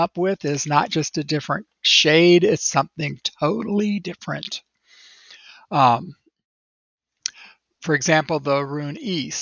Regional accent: United States; as an American

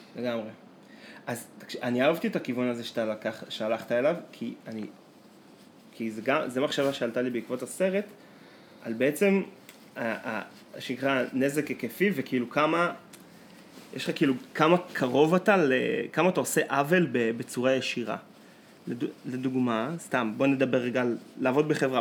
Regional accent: Israel; אנחנו מגיעים מקיבוץ של שחיינים

